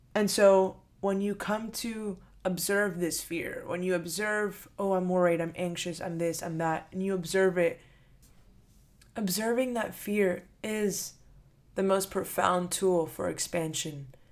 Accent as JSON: {"language": "English", "town": "Miami", "region": "Florida", "country": "United States", "tie": "born or raised there", "said": "I'm from Miami"}